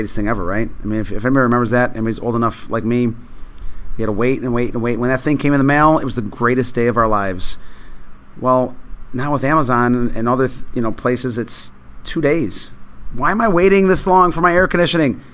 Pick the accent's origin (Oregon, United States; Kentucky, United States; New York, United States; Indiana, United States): New York, United States; Buffalo; now in Florida, United States; I grew up in Buffalo, New York